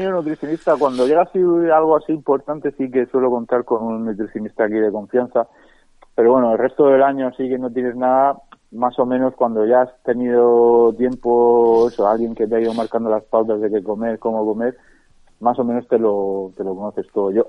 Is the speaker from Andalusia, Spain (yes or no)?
yes; Seville, Andalusia, Spain; yo si voy a Sevilla a que me encanta soy de Sevilla